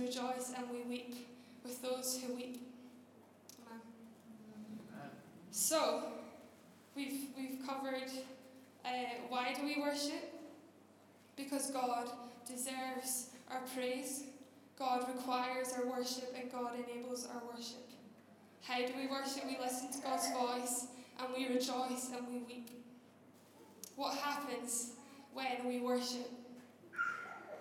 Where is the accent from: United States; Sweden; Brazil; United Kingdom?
United Kingdom; just outside Glasgow, Scotland; moved away; I grew up just outside Glasgow, you can probably tell by my strong accent. It has softened, by the way